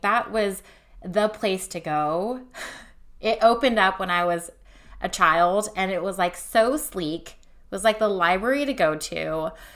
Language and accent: English; Fremont, California, United States; I grew up in Fremont, California